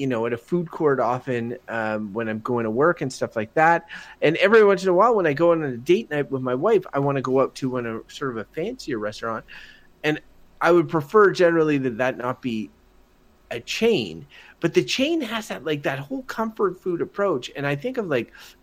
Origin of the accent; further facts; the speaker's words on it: Wakefield, Quebec, Canada; I come from Wakefield, which is a small village